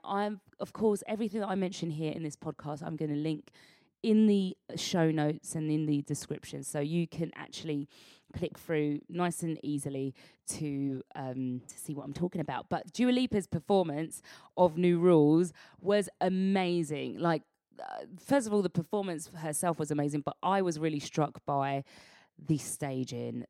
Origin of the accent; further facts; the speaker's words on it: United Kingdom; as black British people